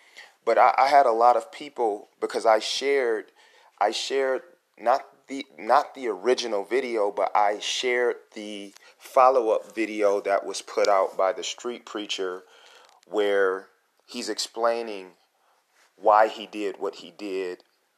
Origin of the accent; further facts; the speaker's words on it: Detroit, Michigan, United States; You know, we're both from Detroit